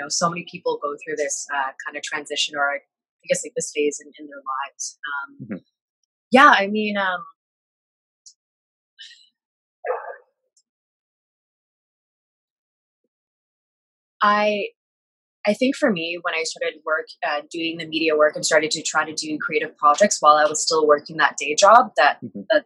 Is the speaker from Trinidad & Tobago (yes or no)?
no; Canada; being an Asian millennial growing up in Canada and living in Canada